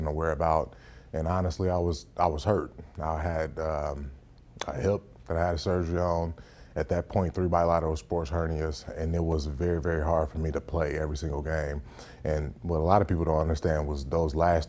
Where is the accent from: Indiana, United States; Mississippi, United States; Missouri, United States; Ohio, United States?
Indiana, United States; Northwest; moved away; I grew up in the Northwest region of Indiana.